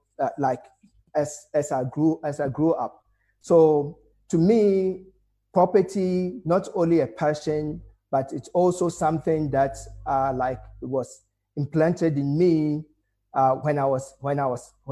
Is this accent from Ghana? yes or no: yes; Ghana; now in South Africa; I'm a Ghanaian, so went into Ghana